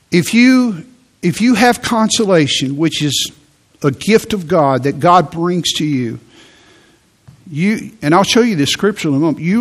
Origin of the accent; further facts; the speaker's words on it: Midwest, United States; I, I'm from the Midwest. So I'm just not affectionate.